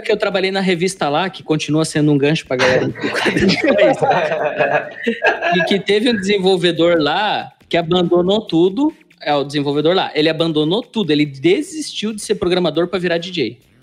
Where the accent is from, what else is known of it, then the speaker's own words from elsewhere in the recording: Curitiba, Paraná, Brazil; eu sou criado no Boqueirão, né? Então a minha infância foi ali